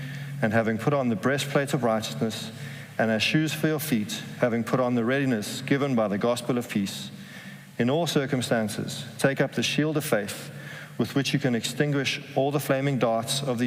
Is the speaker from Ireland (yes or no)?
no; South Africa; moved away as an adult; now in Amsterdam, Netherlands; we're both from South Africa